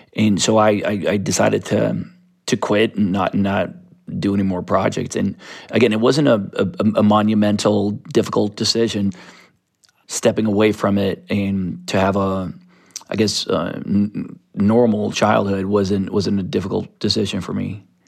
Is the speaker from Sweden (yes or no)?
yes; Stockholm, Stockholm County, Sweden; I grew up in Sodom Island, which is a, a very artistic neighborhood of South Stockholm